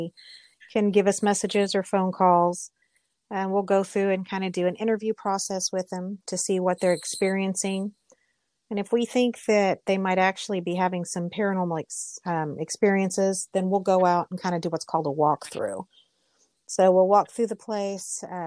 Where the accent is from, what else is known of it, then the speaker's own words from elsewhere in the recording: Mustang, Oklahoma, United States; we're both from Mustang, which is here in Canadian County